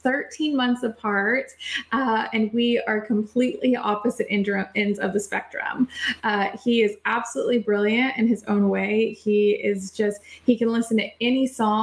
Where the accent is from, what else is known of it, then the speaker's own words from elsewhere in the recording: El Paso, Texas, United States; I grew up in El Paso, Texas